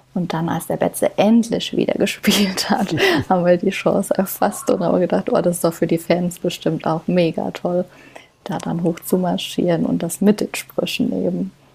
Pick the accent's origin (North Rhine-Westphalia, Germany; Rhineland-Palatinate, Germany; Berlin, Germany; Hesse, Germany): Rhineland-Palatinate, Germany; Kaiserslautern; moved away as an adult; also born or lived in Stuttgart / Frankfurt; gebürtige Lauterin und ja, lebe hier jetzt mit meinem Mann und meiner Tochter schon jahrelang